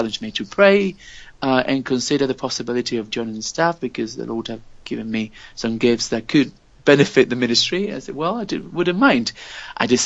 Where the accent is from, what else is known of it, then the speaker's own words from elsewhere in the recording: La Línea de la Concepción, Andalusia, Spain; English is a second language; now in Granada, Spain; I'm Spanish and grew up in Spain